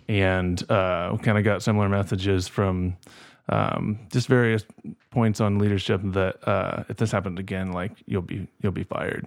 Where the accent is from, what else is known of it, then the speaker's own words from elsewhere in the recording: Kokomo, Indiana, United States; growing up in Kokomo